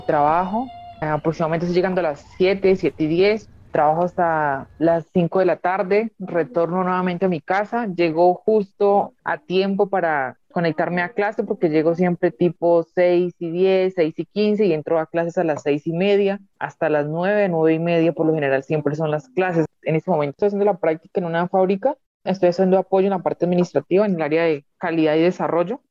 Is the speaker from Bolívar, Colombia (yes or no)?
no; Santander de Quilichao, Cauca, Colombia; soy del municipio de Santander de Clichao, el departamento del Cauca